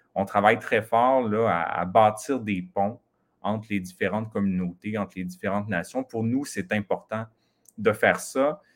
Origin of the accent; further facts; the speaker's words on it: Mashteuiatsh, Quebec, Canada; j'ai grandi au Lac-Saint-Jean, c'est ça, dans la communauté de machete